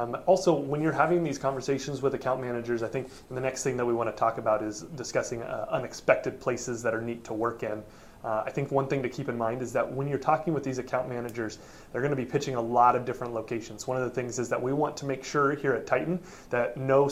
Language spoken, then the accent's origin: English; Oregon, United States; I am from Oregon. I am from there.